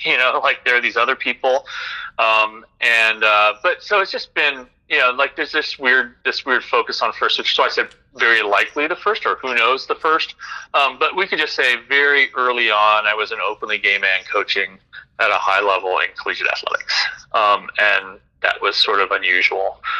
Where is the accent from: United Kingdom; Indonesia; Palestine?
Indonesia; also born or lived in Philippines / Singapore; I grew up in Southeast Asia, Indonesia, the Philippines, Singapore, among other places.